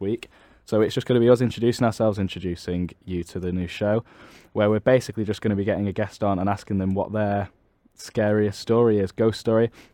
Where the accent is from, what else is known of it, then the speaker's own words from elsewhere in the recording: Manchester, North West England, United Kingdom; I'm from Manchester